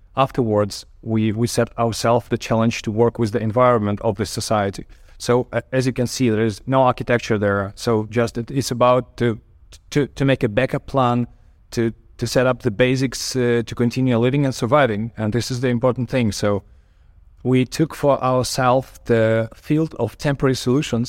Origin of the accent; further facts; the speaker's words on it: Kyiv, Ukraine; a architect from Kyiv.